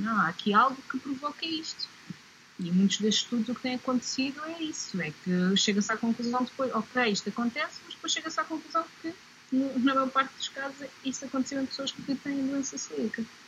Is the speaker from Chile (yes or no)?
no; Portugal; faz parte da nossa raiz como portugueses